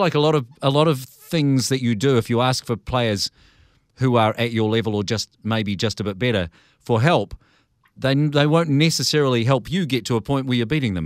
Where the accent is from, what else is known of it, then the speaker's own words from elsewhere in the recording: New Zealand; as a Kiwi